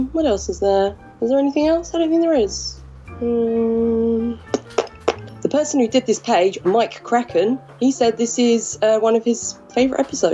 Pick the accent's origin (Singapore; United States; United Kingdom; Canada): United Kingdom; England; I'm English